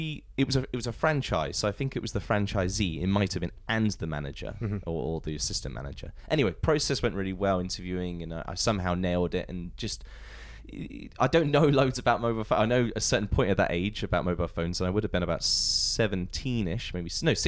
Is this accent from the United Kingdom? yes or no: yes; Portsmouth, South East England, United Kingdom; I'm originally from Portsmouth.